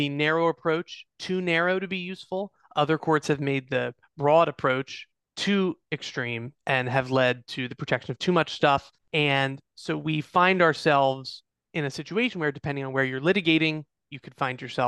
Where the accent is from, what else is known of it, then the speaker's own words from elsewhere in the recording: Eastern District of Pennsylvania, United States; the Eastern District of Pennsylvania, my hometown